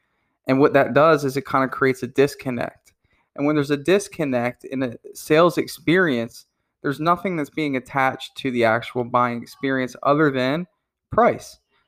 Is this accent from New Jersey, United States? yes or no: yes; New Jersey, United States; I'm not quite from Wisconsin, but I'm from New Jersey and it's a little cold up there.